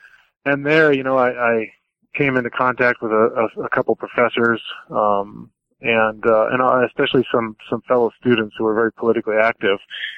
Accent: Midwest, United States; I grew up and was born and raised in the Midwest in a particularly, you know, Midwestern WASPy environment.

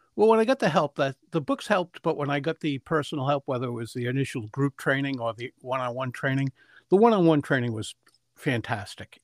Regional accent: Providence, Rhode Island, United States; I grew up in Providence, the capital of Rhode Island, and great place to grow up.

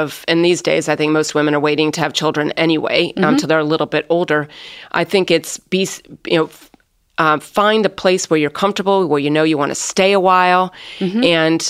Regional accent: South Bend, Indiana, United States; I grew up in South Bend, Indiana

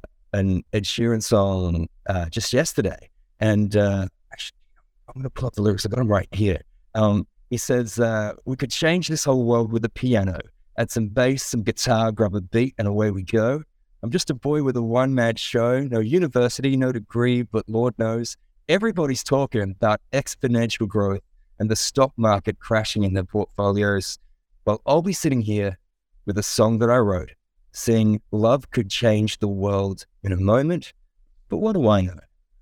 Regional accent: Adelaide, South Australia, Australia; I'm now based in Adelaide, South Australia. So I have returned to my hometown, returned to the roots.

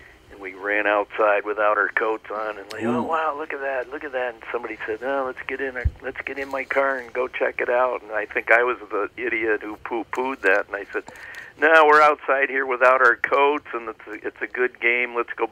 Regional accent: Dickinson, North Dakota, United States; I grew up in the Queen City of Dickinson, North Dakota.

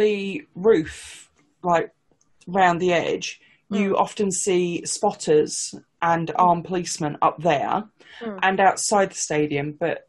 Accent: United Kingdom; But like I say, for us as British people, it's such an unexpected thing.

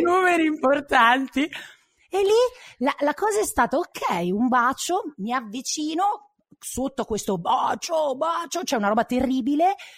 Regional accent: Milan, Lombardy, Italy; sono di Milano

